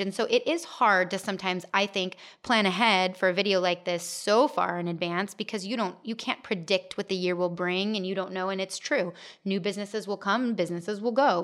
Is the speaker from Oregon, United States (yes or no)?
no; Gilbert, Arizona, United States; I grew up in Gilbert, but then moved away